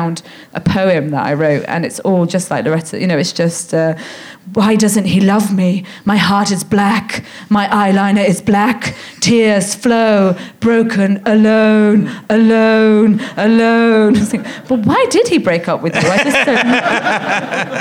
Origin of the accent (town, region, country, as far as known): London, United Kingdom; born or raised there